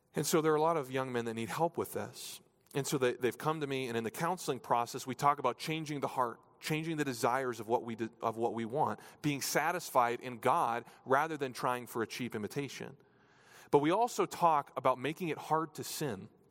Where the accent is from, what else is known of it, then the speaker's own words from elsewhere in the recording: New Hampshire, United States; moved away; I grew up in New Hampshire, so it was a lot, lot more rural.